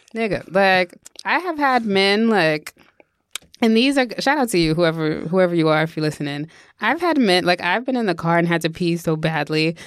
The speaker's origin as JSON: {"language": "English", "region": "New York", "country": "United States", "tie": "born or raised there", "said": "we grew up in New York"}